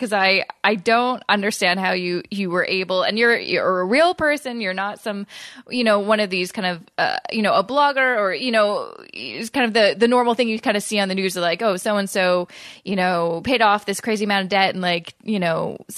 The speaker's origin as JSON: {"language": "English", "town": "Vancouver", "region": "British Columbia", "country": "Canada", "moved": "yes", "lives_now": "Toronto, Canada", "said": "I'm originally from Vancouver, so right, I don't technically have a Toronto accent"}